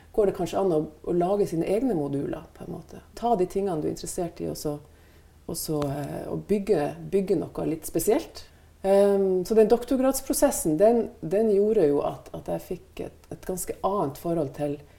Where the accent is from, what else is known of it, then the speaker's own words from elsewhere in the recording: Northern Norway, Norway; moved away; de omgivelsene som jeg vokste opp med i Nord-Norge